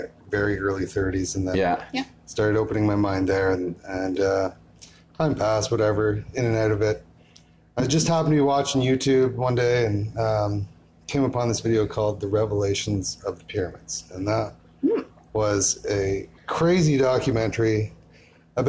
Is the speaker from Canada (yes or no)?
yes; Holland Landing, Ontario, Canada; moved away as an adult; I lived in a place called Hall Landing. Close to Newmarket.